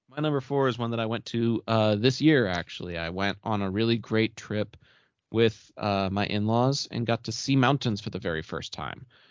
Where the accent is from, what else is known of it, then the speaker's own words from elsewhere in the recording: Arlington, Texas, United States; my hometown of Arlington